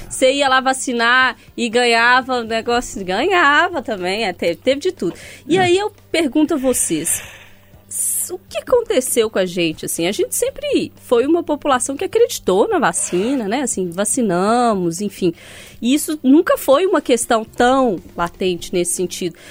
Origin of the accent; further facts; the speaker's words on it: Sete Lagoas, Minas Gerais, Brazil; now in Belo Horizonte, Brazil; Eu já tive muitos cachorros na minha infância, muitos em Sete Lagoas